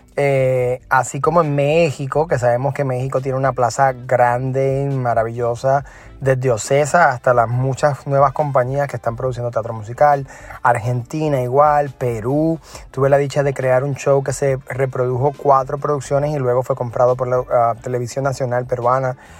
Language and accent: Spanish; Puerto Rico; now in New York, United States; soy de Puerto Rico